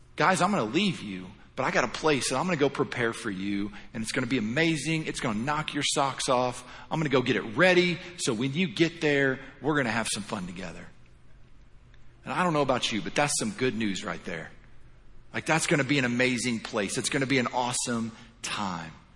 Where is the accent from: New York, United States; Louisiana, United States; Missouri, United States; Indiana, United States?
Indiana, United States; moved away as an adult; now in Florida, United States; originally I'm born and raised in Indiana